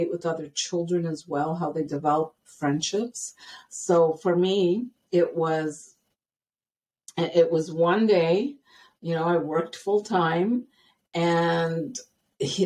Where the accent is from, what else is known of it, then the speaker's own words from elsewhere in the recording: Ottawa, Ontario, Canada; moved away as an adult; also born or lived in British Columbia, Canada; now in Blaine, United States; I'm born and raised in Ottawa, Ontario, Canada.